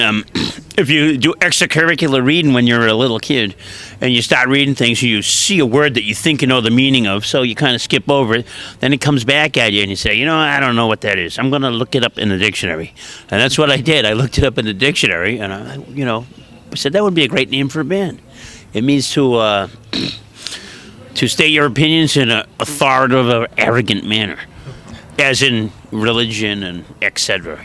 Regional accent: Boston, Massachusetts, United States; We grew up in uh, Boston, in a part of Boston called Dorchester

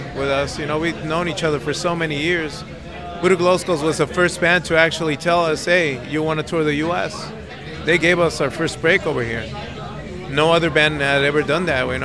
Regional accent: Tijuana, Baja California, Mexico; moved away as an adult; now in Los Angeles, United States; I'm from Tijuana originally. Right now I live in Los Angeles

